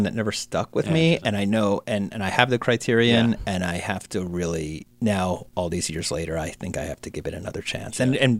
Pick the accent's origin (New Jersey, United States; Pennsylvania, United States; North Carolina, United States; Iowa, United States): New Jersey, United States; moved away as an adult; also born or lived in Manhattan, New York; I'm from Jersey, being in Manhattan